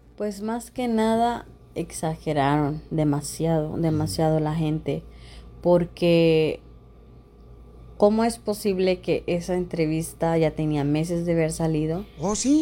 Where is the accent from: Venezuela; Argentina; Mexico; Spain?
Mexico; yo también soy mexicana